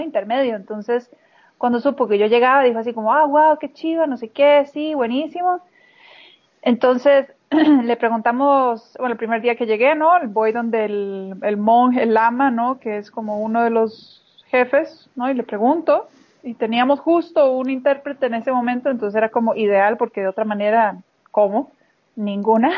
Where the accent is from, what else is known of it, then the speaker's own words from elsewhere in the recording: Costa Rica; moved away as an adult; also born or lived in Nigeria / Portugal / Slovakia; luego de haber nacido, pues fue que regresamos a Costa Rica con mis papás